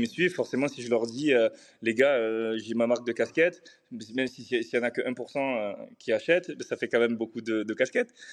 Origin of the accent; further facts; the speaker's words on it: Marseille, Provence-Alpes-Côte d'Azur, France; moved away as an adult; now in Dubai, United Arab Emirates; j'ai grandi à Marseille. Je suis né à Marseille, euh, dans les quartiers nord euh, de Marseille.